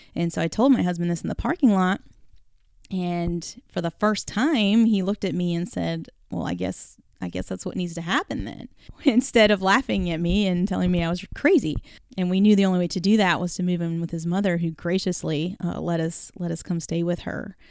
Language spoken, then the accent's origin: English; North Carolina, United States; also born or lived in California; when we moved to North Carolina from California, I was barely nine years old